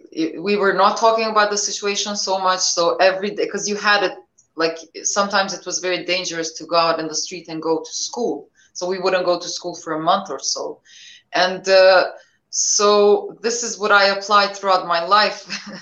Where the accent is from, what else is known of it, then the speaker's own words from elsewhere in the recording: Pristina, Kosovo; English is a second language; Yeah, well, you know, since I remember myself, I remember the war, you know, on and off.